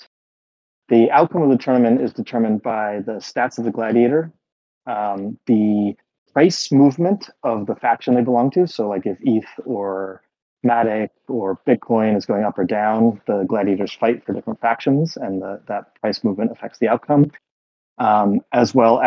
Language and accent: English; United States; accent: American; now in Berlin, Germany; I live in Berlin, but I'm an American, as you can probably tell from my accent